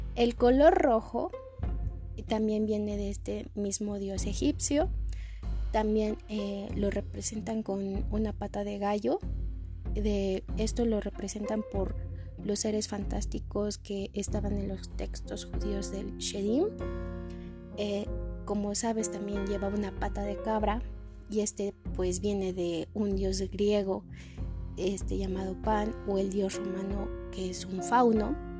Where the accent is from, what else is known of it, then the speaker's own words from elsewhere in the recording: Mexico; como mexicanos y mexicanas tenemos una religión muy marcada en nuestra vida diaria